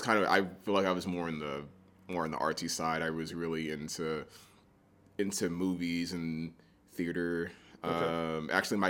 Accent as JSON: {"language": "English", "town": "Abilene", "region": "Texas", "country": "United States", "tie": "born or raised there", "also_born_or_lived": "San Angelo, Texas", "said": "I grew up in Abilene, Texas."}